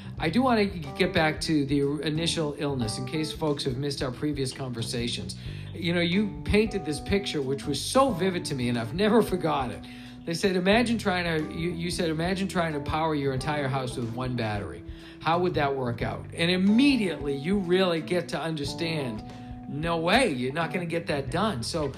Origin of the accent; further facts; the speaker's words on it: Stoughton, United States; when I was growing up in Stoughton, I had Mr. Pierce was my biology teacher